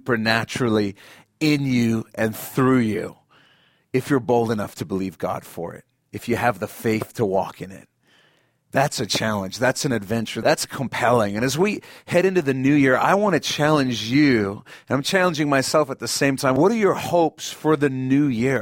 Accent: South Africa; moved away; I grew up in South Africa, and they still made us say it in our school assembly every week.

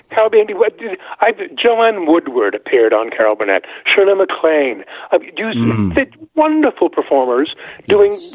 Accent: Montreal, Quebec, Canada; I'm Canadian. I was born in 1945, and I grew up in Montreal

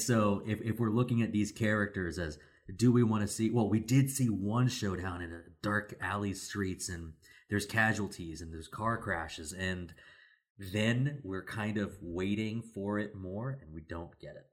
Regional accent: Sevierville, Tennessee, United States; I'm from Sevierville, Tennessee

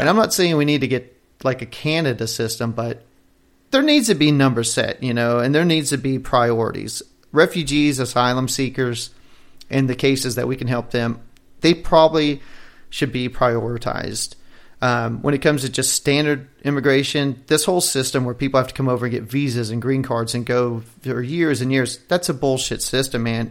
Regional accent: United States; as an American, for citizens here

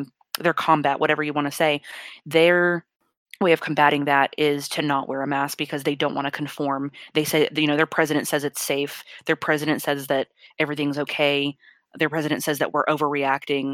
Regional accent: Texas, United States; moved away; they are in my home state

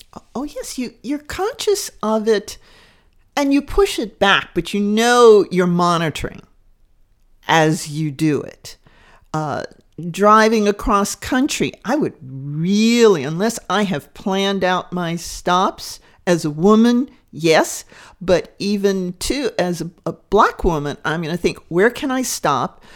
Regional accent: Deep South, United States; daughter of the Deep South. And it's, it's an interesting dynamic because that area shape me

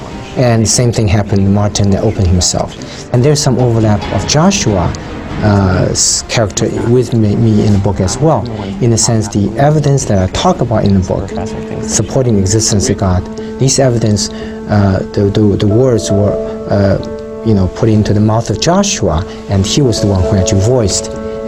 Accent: China; So I grew up in China as atheist and during what they call Cultural Revolution.

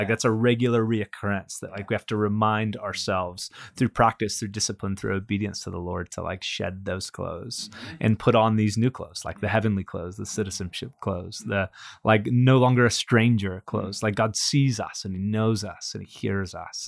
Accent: California, United States; me born and raised in California

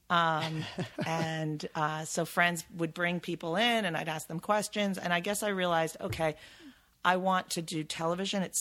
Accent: New York, United States; I'm from New York.

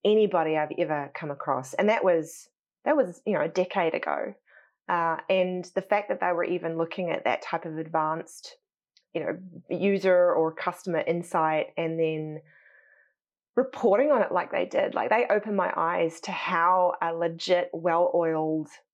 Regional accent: New Zealand; moved away as an adult; also born or lived in United States; I'm probably more like an American with my how upfront I am and how probably assertive I am than I probably was ever as a Kiwi

